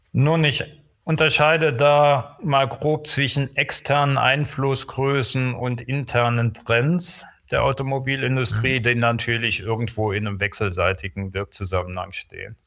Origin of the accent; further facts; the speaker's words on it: Trier, Rhineland-Palatinate, Germany; moved away; also born or lived in Aachen / Bavaria; Geboren in Trier, Rheinland-Pfalz, kein waschechter Bayer, wie man sicherlich hört.